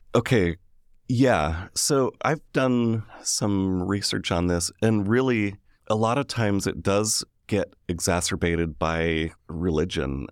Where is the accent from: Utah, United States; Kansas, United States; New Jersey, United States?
Utah, United States; Sandy; I grew up in Sandy, Utah.